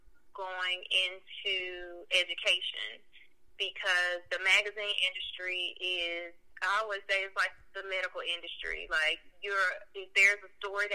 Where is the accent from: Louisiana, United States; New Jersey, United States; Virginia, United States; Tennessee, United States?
Tennessee, United States; Memphis; I am from North Memphis. Grew up in the Frazier area and moved slightly to the Raleigh area